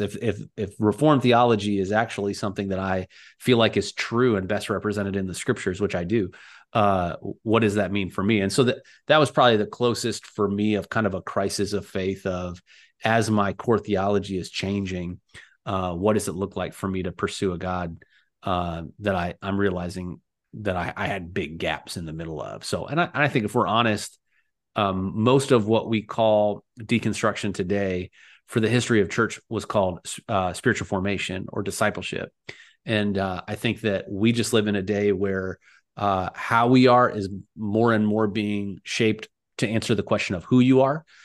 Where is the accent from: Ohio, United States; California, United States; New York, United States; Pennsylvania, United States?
Ohio, United States; Cleveland; now in Silicon Valley, United States; I grew up outside of Cleveland, this was where I uh, kind of spent a lot of my upbringing years